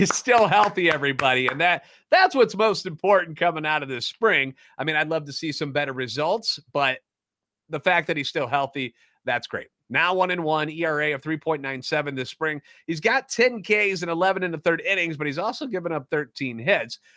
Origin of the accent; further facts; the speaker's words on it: St. Louis, Missouri, United States; Born and raised in the Lou